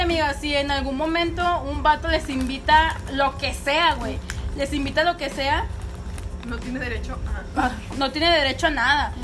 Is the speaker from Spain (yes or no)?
no; Nuevo León, Mexico